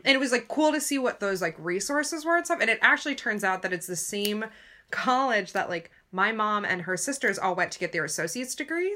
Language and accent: English; United States; we're American, we went through the American system